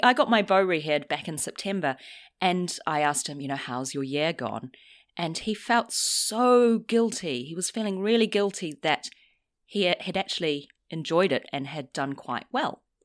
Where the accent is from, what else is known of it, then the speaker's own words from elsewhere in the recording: New Zealand; now in London, United Kingdom; I'm from New Zealand